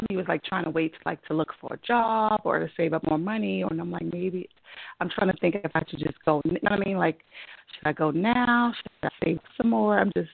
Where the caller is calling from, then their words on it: New York City, New York, United States; I'm calling from New York.